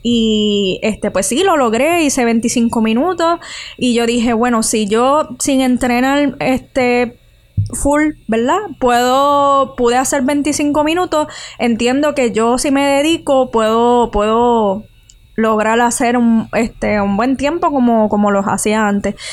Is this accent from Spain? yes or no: no; Utuado, Puerto Rico; moved away; me crié en Utubado